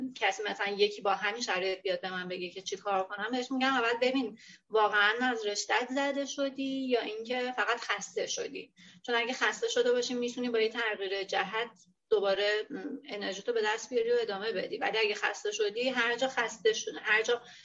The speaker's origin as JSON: {"language": "Persian", "town": "Hamadan", "region": "Hamadan Province", "country": "Iran", "tie": "born or raised there", "also_born_or_lived": "Tehran", "moved": "as an adult", "lives_now": "Bushehr, Iran", "said": "ولی خودم بزرگ شده همدان و خود خب متولد همدانم"}